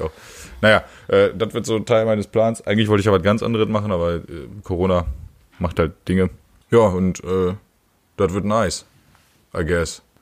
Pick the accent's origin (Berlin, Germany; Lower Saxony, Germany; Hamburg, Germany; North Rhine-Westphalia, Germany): Lower Saxony, Germany; northwestern Harz; moved away; ich komme aus dem Nordwestharz, von der Nordwestspitze.